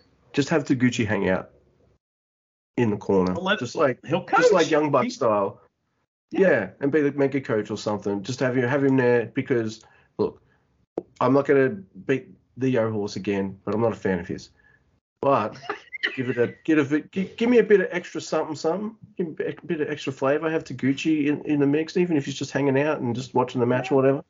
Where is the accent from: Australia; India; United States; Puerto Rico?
Australia; I'm Australian